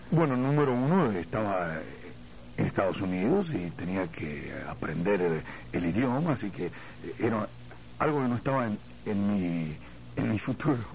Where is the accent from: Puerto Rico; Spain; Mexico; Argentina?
Argentina; Mendoza; moved away as an adult; also born or lived in Chile / Cuba; yo soy de Argentina